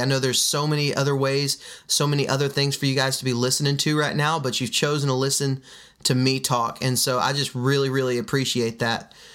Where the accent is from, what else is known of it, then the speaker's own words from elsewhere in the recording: Midland, Texas, United States; now in Alabama, United States; I was raised in West Texas and Midland, Texas, to be exact